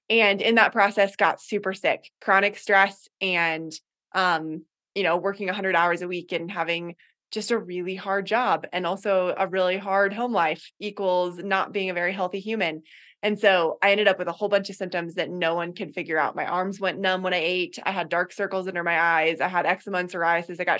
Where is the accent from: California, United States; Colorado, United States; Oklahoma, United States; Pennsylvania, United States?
Colorado, United States; Boulder; also born or lived in Gambier, Ohio / Puget Sound, Washington; now in Colorado Springs, United States; i'm from boulder colorado originally